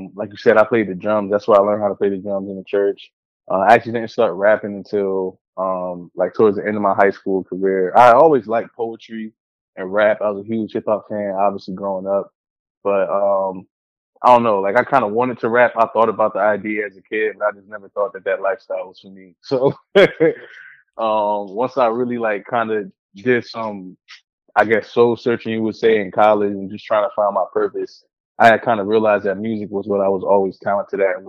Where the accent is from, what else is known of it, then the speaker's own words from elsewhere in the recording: Willingboro, New Jersey, United States; the street that I grew up on in Willingboro, New Jersey